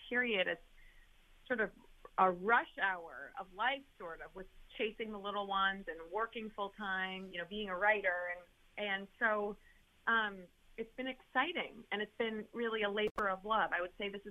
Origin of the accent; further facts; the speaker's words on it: near West Point, Hudson River Valley, New York, United States; I grew up right near West Point on the Hudson River, in the Hudson River Valley.